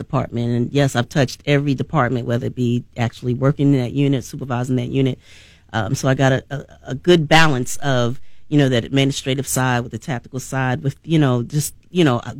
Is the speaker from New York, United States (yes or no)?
yes; New York, United States; also born or lived in Atlanta, Georgia; now in Chattanooga, United States; I'm actually born and raised in New York.